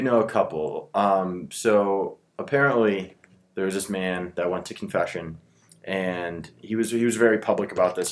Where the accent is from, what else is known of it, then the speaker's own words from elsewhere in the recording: United States; us being Americans here